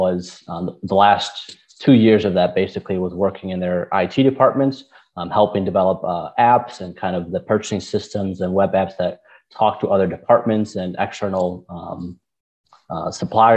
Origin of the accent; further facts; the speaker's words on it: Detroit, Michigan, United States; I grew up mostly in Michigan, like Metro Detroit area. Grew up there with my family.